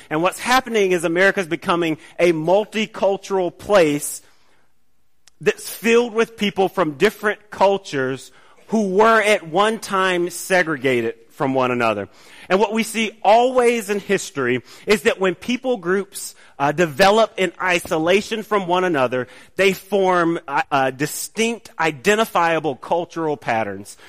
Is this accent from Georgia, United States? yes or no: yes; College Park, Georgia, United States; I grew up in College Park